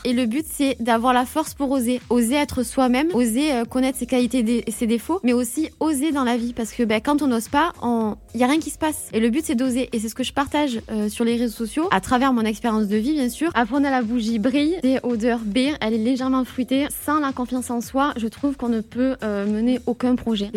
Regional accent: the South, Provence-Alpes-Côte d'Azur, France; on vient du Sud, donc pour nous, c'était important de le représenter et on a toujours euh, grandi sur, aussi sur la côte d'Azur

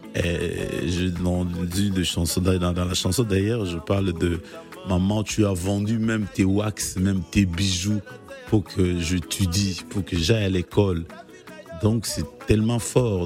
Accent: DR Congo; now in France; je suis congolais

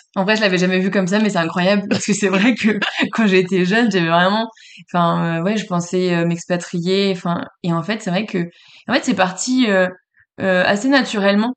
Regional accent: Le Mans, Pays de la Loire, France; also born or lived in Paris region; je suis, euh, née en région parisienne et j'ai grandi, au Mans

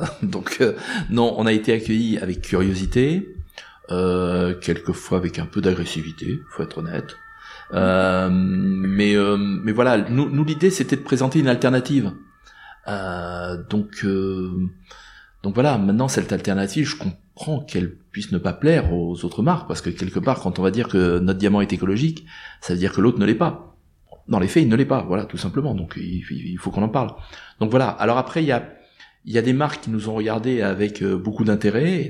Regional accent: France; je suis français

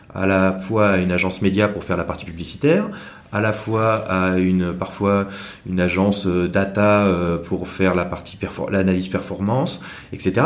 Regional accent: Saint-Malo, Brittany, France; moved away as an adult; now in Hong Kong; je viens de Bretagne, à Saint-Malo

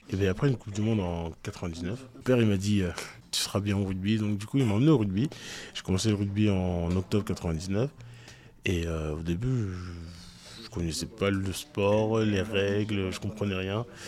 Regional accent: France; moi, en tant que français

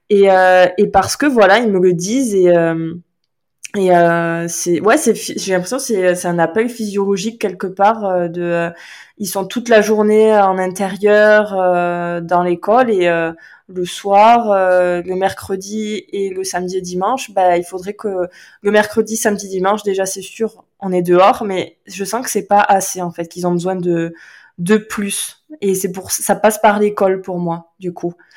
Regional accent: Landes, Nouvelle-Aquitaine, France; moved away; je suis originaire des Landes

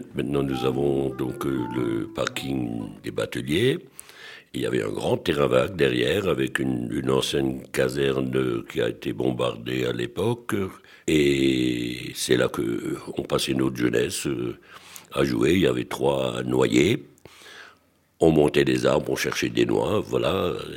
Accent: Strasbourg, Grand Est, France; À l'école euh, où j'étais rue de l'Académie, mon, mon voisin de, de bon, il s'appelait M. Simon Schneider, que je pense que pas mal de Strasbourgeois doivent connaître

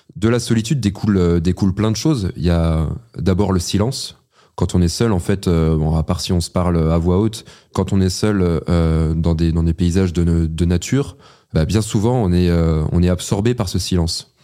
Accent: France; je suis un Français passionné

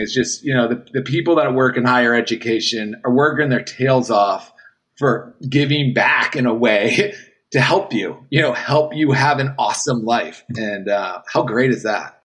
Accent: Boston, Massachusetts, United States; moved away as an adult; also born or lived in Jacksonville, Florida; I'm coming from Boston to a small little town, not town, but it's a city, but down in Jacksonville, Florida

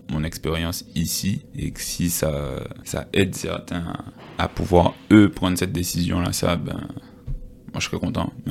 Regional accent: Guadeloupe; first language Creole; créole, je parle créole. Tu vois, donc en fait, c'est pour moi, c'est pas, c'est limite, je dirais, ma première langue.

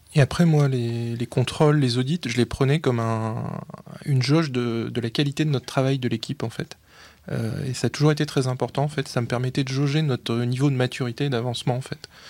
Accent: the North, Hauts-de-France, France; je suis un babache, je viens du Nord

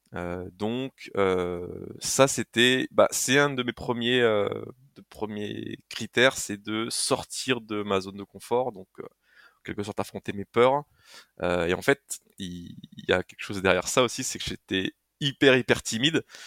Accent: Haute-Marne, Grand Est, France; je suis originaire de la Haute-Marne

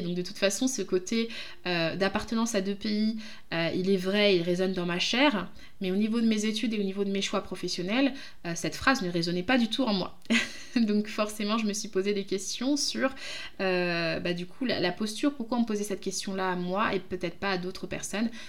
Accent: France; je suis d'origine du Congo, mais je suis française

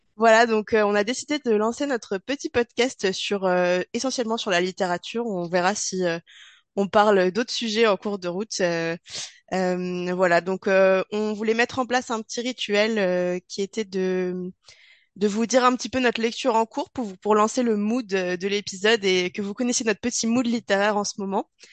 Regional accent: the Alps, France; nous sommes originaires des Alpes et a priori, ça s'entend

